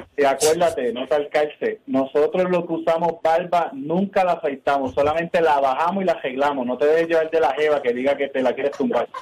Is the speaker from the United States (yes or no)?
yes; Kansas City, Missouri, United States; yo soy de Kansas City